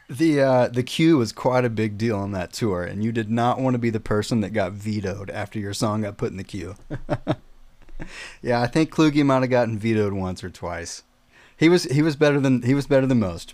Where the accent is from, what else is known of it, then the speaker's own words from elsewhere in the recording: South Carolina, United States; moved away as an adult; also born or lived in Murfreesboro, Tennessee; I'm from South Carolina, by the way. Uh, at 18 years old, I moved to uh, Murfreesboro near Nashville.